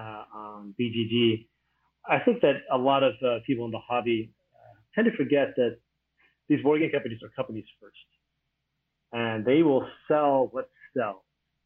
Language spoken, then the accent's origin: English; United States; moved away as an adult; now in Taiwan; I come from America